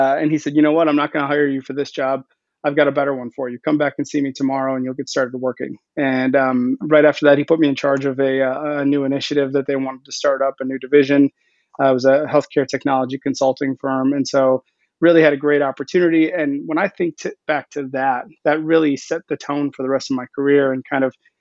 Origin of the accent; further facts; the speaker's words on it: Milwaukee, Wisconsin, United States; I'm from Milwaukee. I was living in Milwaukee at the time